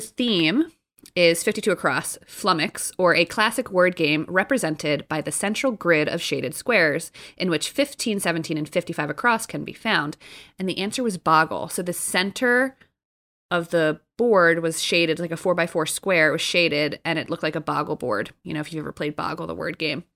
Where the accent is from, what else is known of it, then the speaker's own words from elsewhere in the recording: New Jersey, United States; moved away; I'm from Jersey